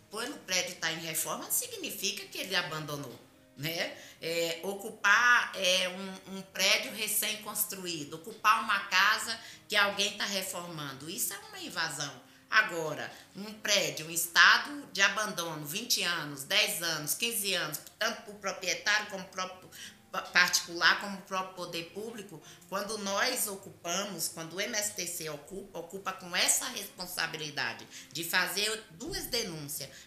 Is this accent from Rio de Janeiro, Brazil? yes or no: no; Salvador, Bahia, Brazil; now in São Paulo, Brazil; eu vim de Salvador, eu tenho estudo, eu sempre trabalhei na área administrativa